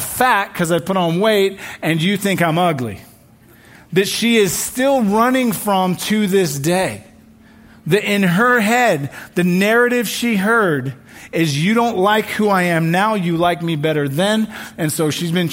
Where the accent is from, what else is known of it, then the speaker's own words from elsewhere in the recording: England, United Kingdom; now in United States; My home country, England